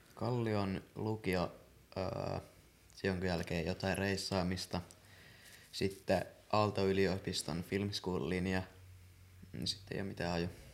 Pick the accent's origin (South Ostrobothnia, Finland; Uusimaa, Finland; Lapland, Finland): Uusimaa, Finland; Helsinki; also born or lived in Vantaa; Mä synnyin Helsingissä. Mä oon asunut Vantaalla